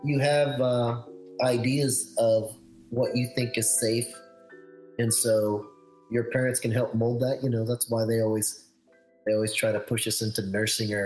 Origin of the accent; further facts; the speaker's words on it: Philippines; I am Filipino